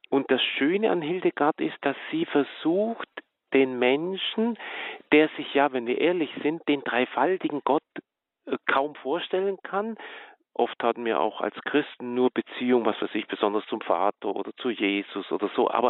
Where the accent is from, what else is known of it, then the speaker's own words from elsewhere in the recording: Baden-Württemberg, Germany; Also ich komme ja aus dem Schwaberländle